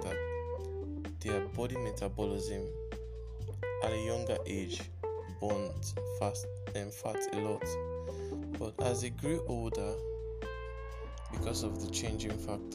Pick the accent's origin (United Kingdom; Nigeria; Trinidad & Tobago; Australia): Nigeria; I'm speaking as a Nigerian.